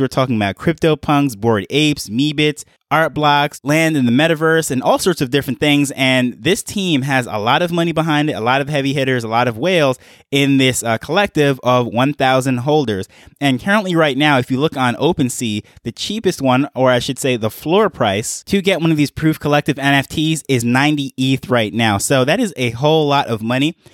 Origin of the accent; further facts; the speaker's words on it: New York, United States; moved away as an adult; now in Jamaica; now I'm in Jamaica. However, I grew up in New York